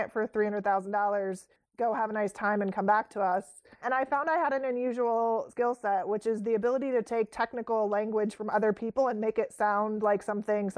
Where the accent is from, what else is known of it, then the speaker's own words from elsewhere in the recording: near Wright-Patterson Air Force Base, Ohio, United States; I grew up near Wright-Patterson Air Force Base in Ohio